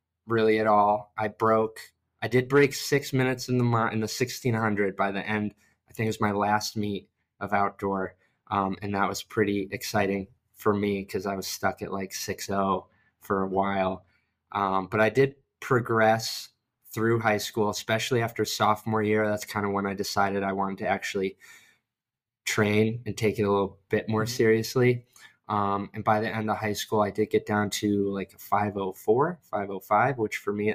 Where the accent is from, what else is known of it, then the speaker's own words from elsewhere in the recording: New York, United States; moved away as an adult; also born or lived in Rochester, New York / Norwich, New York / Buffalo, New York; now in Columbus, United States; I grew up in New York, moved around Rochester, small town called Norwich, and then ended up in Buffalo